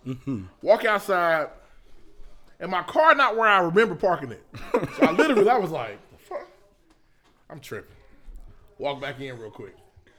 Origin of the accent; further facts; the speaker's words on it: Indiana, United States; moved away; I'm from Indiana. We say wash.